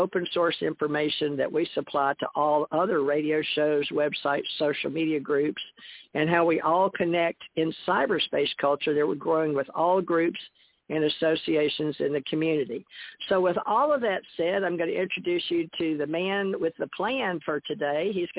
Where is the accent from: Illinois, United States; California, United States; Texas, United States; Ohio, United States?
Texas, United States; Houston; moved away as an adult; also born or lived in Monroe, Louisiana / Birmingham, Alabama; I was born in Monroe, Louisiana, raised in Houston, Texas. Then I moved to Birmingham, Alabama to go to the University of Alabama, famous Alabama.